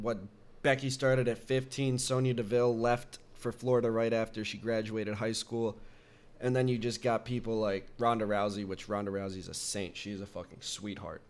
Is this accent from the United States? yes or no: no; Canada; we're Canadian.